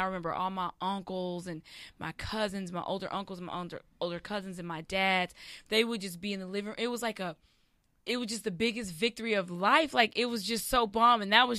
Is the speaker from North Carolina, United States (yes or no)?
no; Lubbock, Texas, United States; I just remember earlier, Lubbock, Texas. That's where I was born and raised.